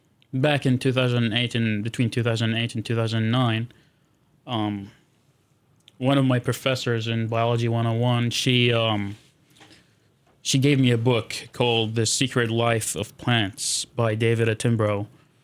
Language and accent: English; Jabriya, Hawalli, Kuwait; English is a second language; moved away as an adult; now in Oregon, United States; I grew up in Jabriya.